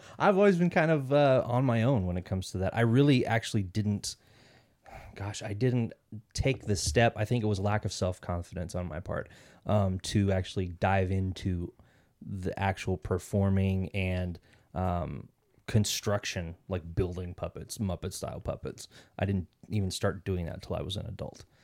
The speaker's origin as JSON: {"language": "English", "town": "Kansas City", "region": "Kansas", "country": "United States", "tie": "born or raised there", "moved": "as an adult", "lives_now": "Arizona, United States", "said": "I actually grew up in Kansas City, Kansas City, Kansas, um, 'cause there's two Kansas cities"}